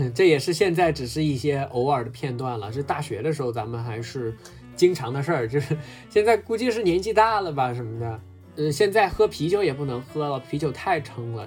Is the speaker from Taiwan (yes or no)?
no; southern China, China; 我作为一个南方人